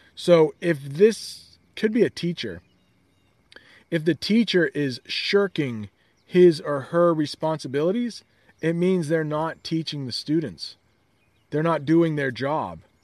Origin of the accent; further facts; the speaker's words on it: United States; as an American